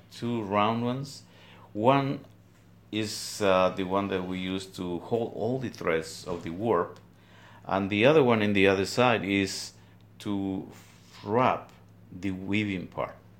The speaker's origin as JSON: {"language": "English", "region": "Guatemala highlands", "country": "Guatemala", "tie": "born or raised there", "moved": "as an adult", "lives_now": "Trenton, United States", "said": "I'm originally from Guatemala, from the highlands"}